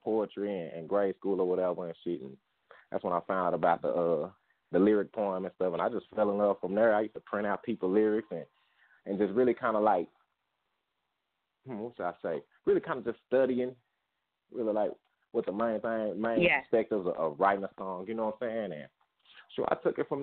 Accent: Fort Worth, Texas, United States; I'm from Fort Worth, Texas.

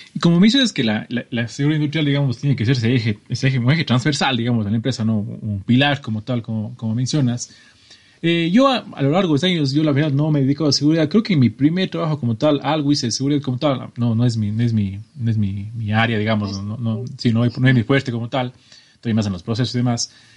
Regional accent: Cuenca, Azuay, Ecuador; los dos somos de Ecuador. Eh, María Careda es de una ciudad que se llama Sogues, está a unos treinta y pico kilómetros de mi ciudad que se llama Cuenca

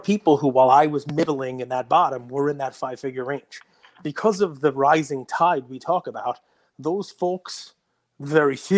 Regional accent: New York, United States; being a New Yorker

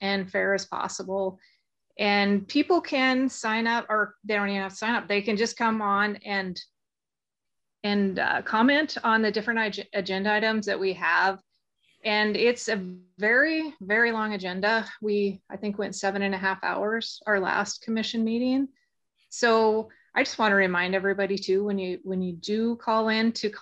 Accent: Phillips County, Montana, United States; I am from Phillips County and fourth generation rancher in Phillips County

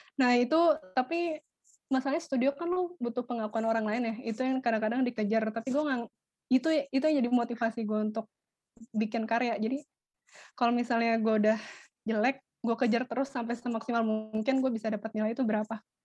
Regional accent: Jakarta, Indonesia; Jakarta Utara gue Utara

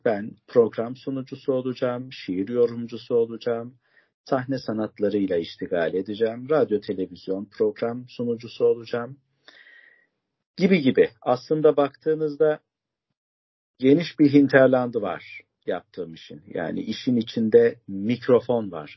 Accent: Bayburt, Turkey; now in Istanbul, Turkey; Bayburtluyum kardeşlerim. İstanbul'da mukimim

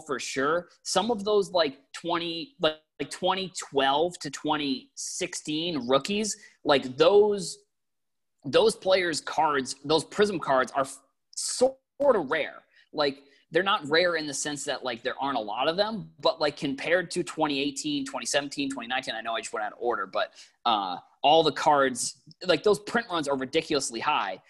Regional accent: Boston, Massachusetts, United States; I'm I'm from Boston

